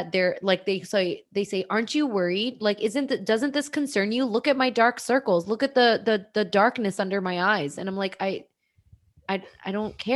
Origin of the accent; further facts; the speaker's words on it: India; And if anyone's not watching the IGTV, I am Indian. I have brown skin.